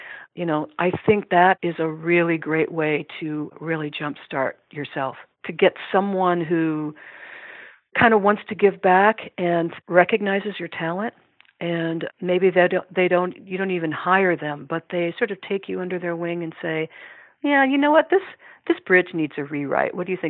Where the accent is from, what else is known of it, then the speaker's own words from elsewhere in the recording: Iowa City, Iowa, United States; unless I have a lot of contacts in the music industry in my hometown of Iowa City, I need to move to Nashville